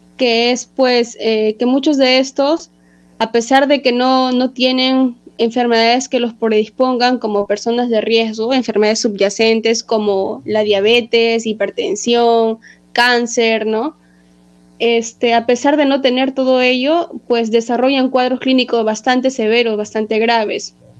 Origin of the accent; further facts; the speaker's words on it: Trujillo, La Libertad, Peru; now in Lima, Peru; Yo soy trujillana de corazón. Actualmente vivo en Lima